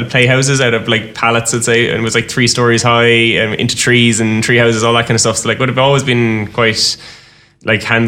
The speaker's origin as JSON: {"language": "English", "town": "Ballybrown", "region": "Munster", "country": "Ireland", "tie": "born or raised there", "said": "I grew up in Ballybrown, as most people know, it's probably a rural village in Limerick"}